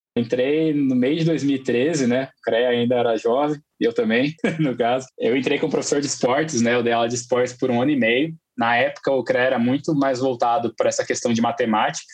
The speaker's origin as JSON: {"language": "Portuguese", "town": "São José dos Campos", "region": "São Paulo", "country": "Brazil", "said": "eu sou de São José dos Campos, né, aqui do interior de São Paulo. Eu morei em São Paulo por 10 anos"}